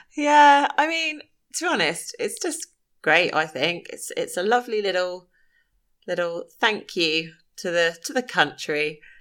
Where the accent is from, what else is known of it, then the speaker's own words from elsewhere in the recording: South East England, United Kingdom; I am from the Southeast.